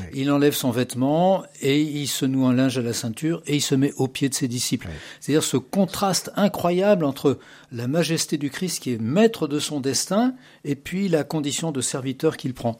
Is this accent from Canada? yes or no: no; Paris, Île-de-France, France; also born or lived in Massif Central; j'ai continué au lycée à Paris. Et voilà, je, je, me sens très parisien. Je suis né à Paris, d'ailleurs.